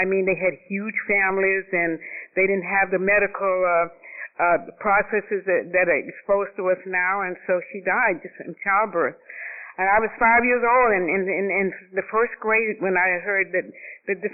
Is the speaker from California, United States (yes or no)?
no; Atlanta, Georgia, United States; moved away as an adult; also born or lived in Boston / New York; I was born in Atlanta, Georgia, and I'm the youngest of 7 children.